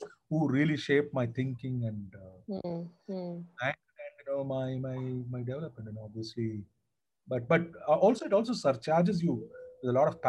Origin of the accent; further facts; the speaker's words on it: Guntur, Andhra Pradesh, India; also born or lived in Tamil Nadu / Vijayawada; now in Kampala, Uganda; No, in fact, I grew up in Andhra. I was born in deep south Tamil Nadu.